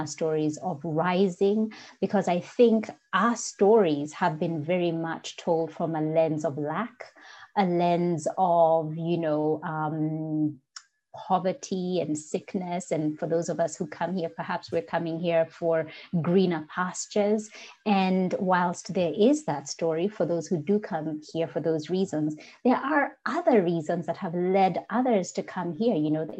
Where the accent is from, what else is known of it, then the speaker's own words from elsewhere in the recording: Kenya; accent: Kenyan; English is a second language; And also back then, my Kenyan accent was a lot stronger than it is today.